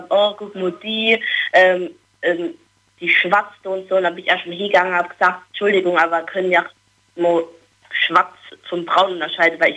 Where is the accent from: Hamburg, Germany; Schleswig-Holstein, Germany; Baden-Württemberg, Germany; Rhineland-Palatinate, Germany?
Rhineland-Palatinate, Germany; Billigheim-Ingenheim